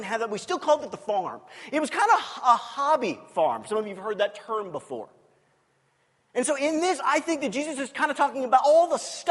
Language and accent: English; United States; I'm an American